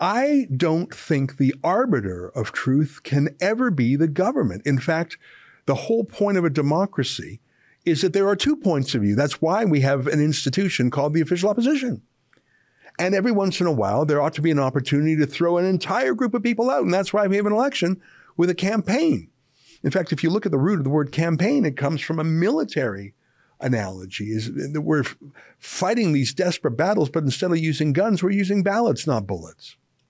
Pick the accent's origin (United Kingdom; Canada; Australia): Canada; as a Canadian